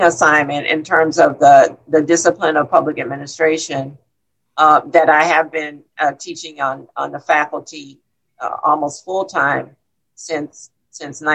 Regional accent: Miami, Florida, United States; I grew up in Coconut Grove here in Miami

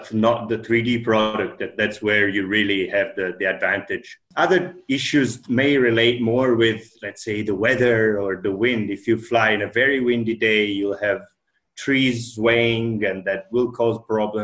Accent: Italy; moved away as an adult; also born or lived in Finland / Sweden; now in Norway; I come originally from Italy, but it's about 10 years that I've been based in Scandinavia

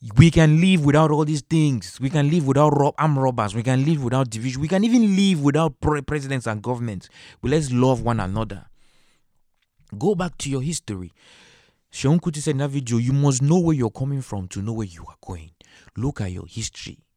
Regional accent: Cameroon; In Cameroon, I'm from Cameroon.

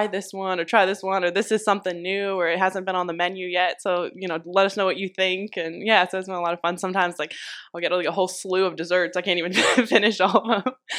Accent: Ohio, United States; I'm based from Northeastern Ohio, so this is the farthest that I've traveled down to South Florida.

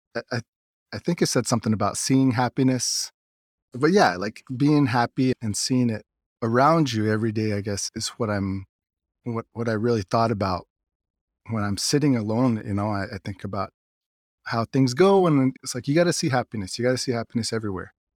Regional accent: United States; also born or lived in Pinon, Arizona; my dad's side, they're out from Lucuchagay

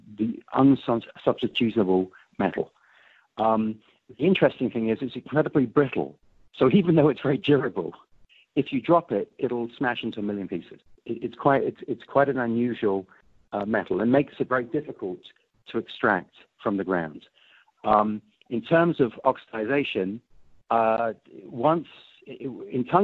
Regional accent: England, United Kingdom; now in United States; I'm an English American, so I'm a naturalized American.

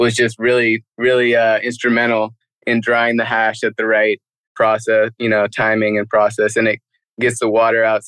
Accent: Lake County, California, United States; took out 70% of my hometown

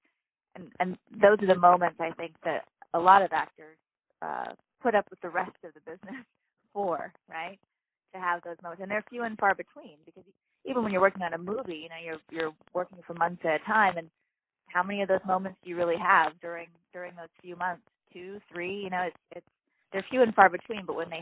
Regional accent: Hawaii, United States; being an only child growing up in Hawaii

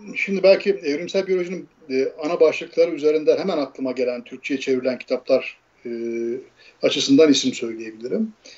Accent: Erzin, Hatay, Turkey; moved away as an adult; also born or lived in Ankara; Erzin'de yani bizim işte şey Hatay'ın ilçesi ben oralıyım.

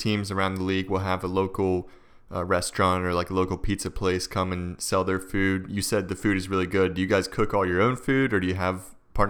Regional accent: Harrisonburg, Virginia, United States; I grew up in Harrisonburg

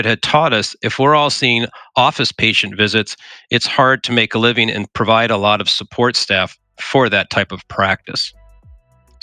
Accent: South Dakota, United States; I'm a South Dakota native

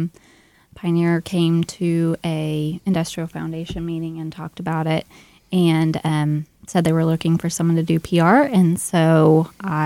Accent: Slapout, Oklahoma, United States; also born or lived in Washington, District of Columbia, United States; now in Woodward, United States; I was raised in Slapout, about 50 miles west of here.

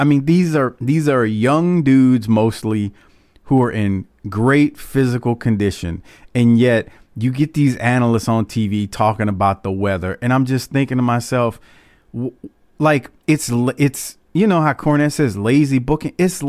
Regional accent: the South, United States; I'm from the South, but I've played New England now for a couple of years.

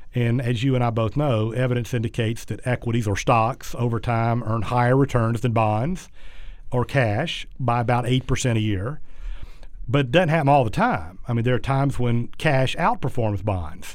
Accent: South Georgia, United States; when I was really young, growing up in South Georgia

